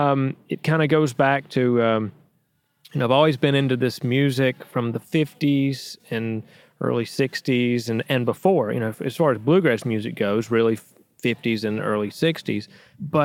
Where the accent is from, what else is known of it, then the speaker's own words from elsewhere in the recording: Danville, Virginia, United States; my hometown of Danville, Virginia